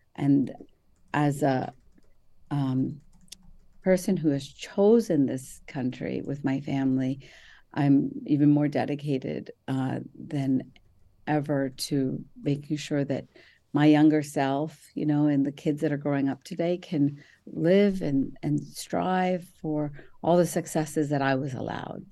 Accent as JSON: {"language": "English", "town": "Mumbai", "region": "Maharashtra", "country": "India", "tie": "born or raised there", "said": "I was born in Bombay, India, to very conservative Muslim parents"}